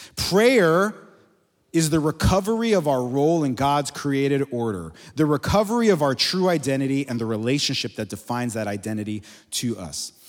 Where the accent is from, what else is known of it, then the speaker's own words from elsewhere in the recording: Miami, Florida, United States; moved away as an adult; we're from there originally. I grew up in Miami